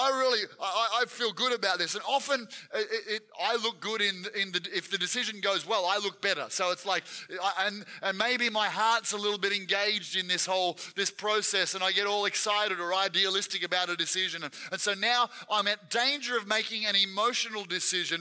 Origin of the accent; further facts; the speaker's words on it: Gippsland, Victoria, Australia; I was from Gippsland, which is on the east side.